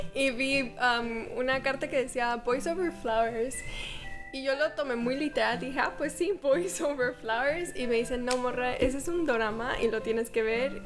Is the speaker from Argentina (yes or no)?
no; Mexico; les digo que soy de México